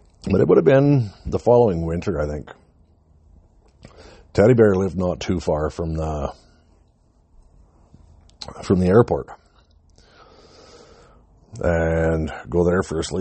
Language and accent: English; British Columbia, Canada; away from my hometown in BC